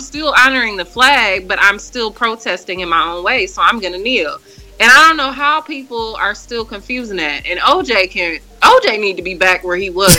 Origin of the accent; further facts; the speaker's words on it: Milwaukee, Wisconsin, United States; now in Chicago, United States; That's where I'm from, born and raised in Milwaukee